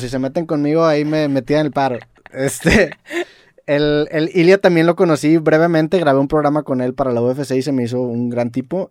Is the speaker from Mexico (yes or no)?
yes; Mexico; aquí en México